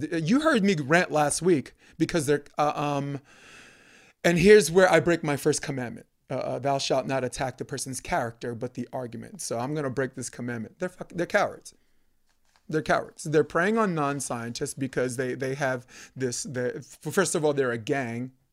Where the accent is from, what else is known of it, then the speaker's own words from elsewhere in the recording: New York City, New York, United States; now in California, United States; growing up in New York, Brooklyn, Flatbush Avenue